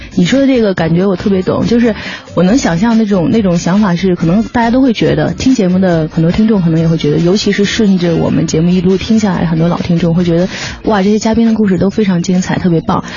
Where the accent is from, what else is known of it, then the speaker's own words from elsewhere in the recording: Beijing, China; 我是北京人嘛